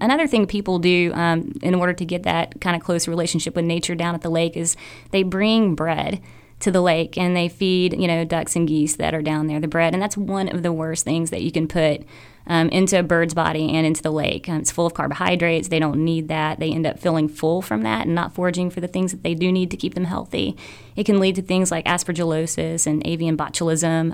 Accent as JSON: {"language": "English", "region": "Arkansas", "country": "United States", "also_born_or_lived": "Caribbean", "moved": "yes", "lives_now": "Wilmington, United States", "said": "originally from Arkansas, spent a lot of time in the Caribbean managing nature parks"}